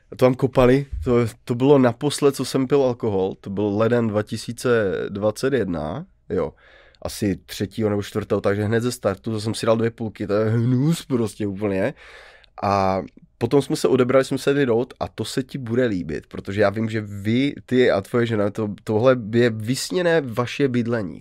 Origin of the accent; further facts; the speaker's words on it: Karviná, Moravian-Silesian Region, Czechia; jako Karviňák